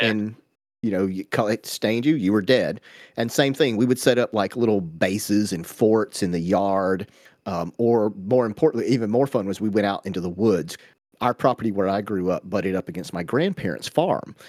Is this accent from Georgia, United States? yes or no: yes; Georgia, United States; we grew up in Georgia in the eighties, so we all had go-karts